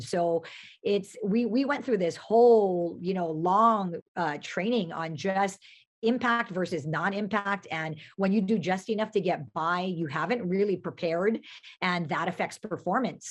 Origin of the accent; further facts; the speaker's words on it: Pearl City, Hawaii, United States; I grew up in Pearl City